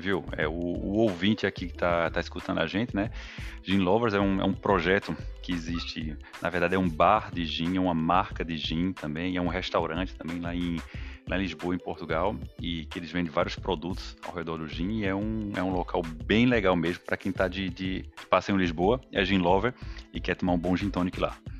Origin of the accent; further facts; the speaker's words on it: Campina Grande, Paraíba, Brazil; accent: nordestino; also born or lived in Sergipe; eu venho do nordeste. É, lá é de Arauz Lima, de Campina Grande, na Paraíba